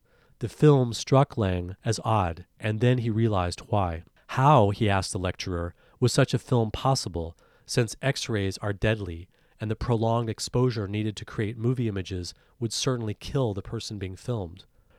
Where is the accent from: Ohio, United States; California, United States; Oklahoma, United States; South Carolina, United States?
South Carolina, United States; When I was a kid growing up in South Carolina, the reality of violence and power that impacted me so deeply was not spoken about.